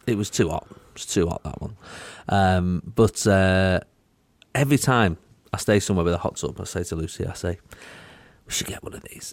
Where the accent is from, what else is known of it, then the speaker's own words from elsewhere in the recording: United Kingdom; I'm British